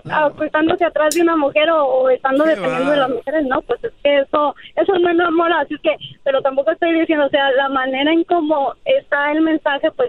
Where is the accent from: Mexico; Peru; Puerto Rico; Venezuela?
Mexico; now in United States; uno como mexicano, ¿verdad?